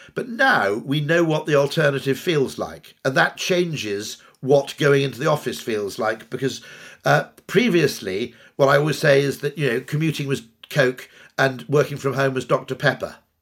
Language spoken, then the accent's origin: English; United Kingdom; I grew up in the Welsh borders in the nineteen seventies